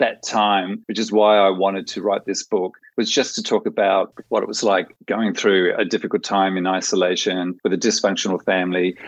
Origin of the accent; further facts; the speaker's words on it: outback of New South Wales, Australia; also born or lived in Japan / Germany; now in Netherlands; I'm still a bush pig from the outback of New South Wales